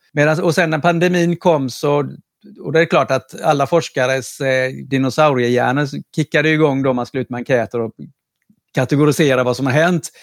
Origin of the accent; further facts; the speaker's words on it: Karlskrona, Blekinge, Sweden; på 80-talet eh, när jag var ung i Karlskrona